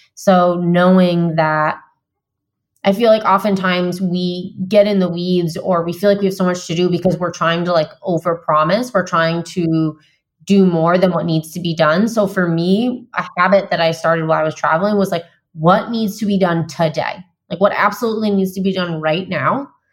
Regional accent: Vermont, United States; moved away as an adult; also born or lived in San Diego, California; So I just moved from San Diego, where I've lived for nine years, back to my home state of Vermont.

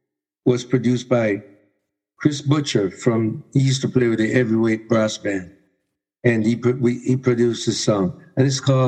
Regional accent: Canada; When I would go anywhere and said, I'm from Canada, they treated me so good. All over the world.

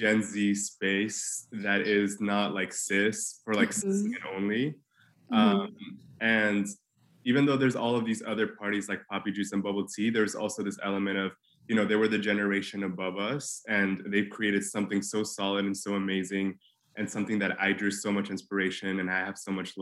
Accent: Mexico City, Mexico; moved away as an adult; now in New York City, United States; I grew up in Mexico City.

